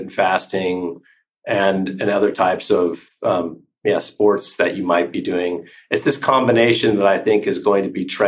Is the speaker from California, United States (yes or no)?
yes; California, United States; now in Switzerland; I'm originally from California